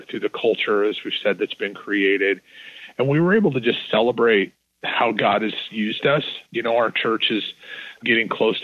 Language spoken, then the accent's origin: English; Northern Idaho, United States; moved away as an adult; now in Texas, United States; I was born in Northern Idaho, and some of my old, you know, favorite places and where I used to fish and grow up camping